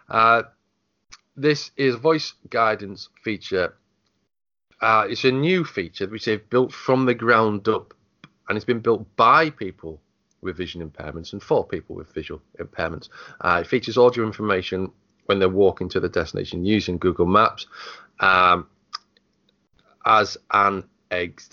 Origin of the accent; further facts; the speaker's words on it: United Kingdom; being British